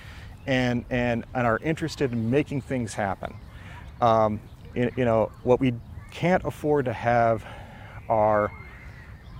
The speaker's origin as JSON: {"language": "English", "area": "Ashtabula County and Mahoning County", "region": "Ohio", "country": "United States", "tie": "born or raised there", "lives_now": "Cleveland Heights, United States", "said": "I grew up in Ashtabula County and in Mahoning County"}